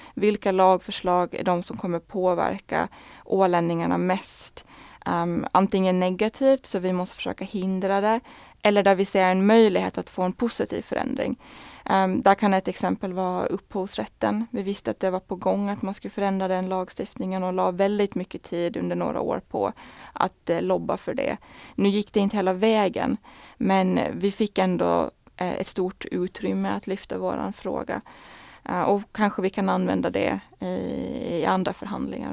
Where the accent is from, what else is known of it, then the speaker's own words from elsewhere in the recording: Åland Islands; moved away as an adult; now in Brussels, Belgium; vi ålänningar är väldigt duktiga på att berätta att vi är från Åland